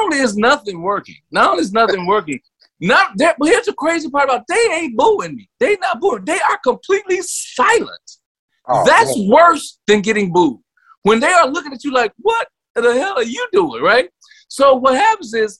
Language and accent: English; Tennessee, United States; moved away as an adult; also born or lived in North Carolina / Chicago; I'm from Tennessee and I was in grad school in North Carolina